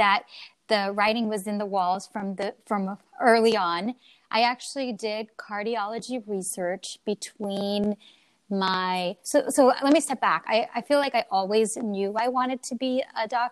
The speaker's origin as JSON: {"language": "English", "region": "Oregon", "country": "United States", "tie": "born or raised there", "also_born_or_lived": "Illinois / Texas", "moved": "as an adult", "lives_now": "Philadelphia, United States", "said": "I grew up mainly in Oregon"}